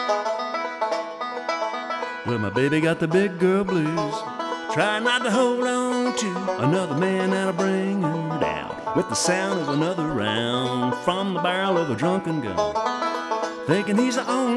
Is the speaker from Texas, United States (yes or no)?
yes; Central Texas, United States; I grew up in Central Texas